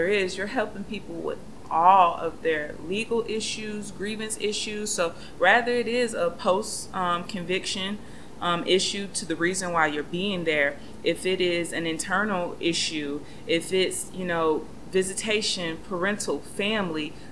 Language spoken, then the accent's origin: English; Gainesville, Florida, United States; I'm from Gainesville, Florida